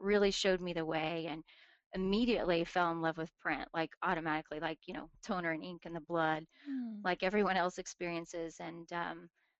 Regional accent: Tulsa, Oklahoma, United States; I'm from Tulsa, Oklahoma, born and raised here

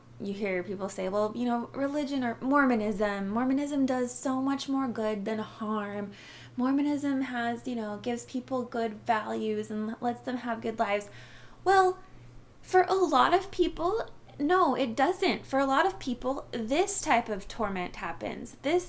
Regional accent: Arizona, United States; now in -; I am Native American from the Navajo tribe. I grew up on the Navajo reservation in northern Arizona.

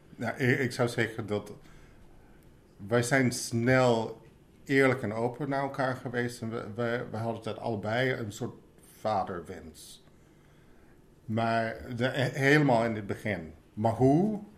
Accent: United States; Dutch is a second language; now in Netherlands; Ik kom oorspronkelijk uit Amerika

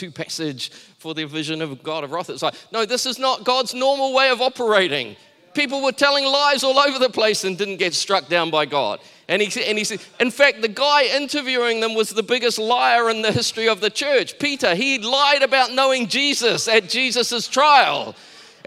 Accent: Taranaki, New Zealand; I grew up in Taranaki.

